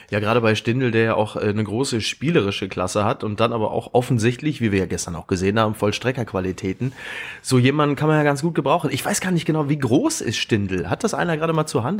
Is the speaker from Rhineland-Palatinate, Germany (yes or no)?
no; Ruhr area, North Rhine-Westphalia, Germany; ich komme aus dem Ruhrgebiet